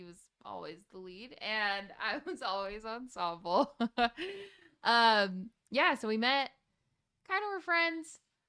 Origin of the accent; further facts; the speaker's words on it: Salt Lake City, Utah, United States; and raised from Salt Lake City, Utah.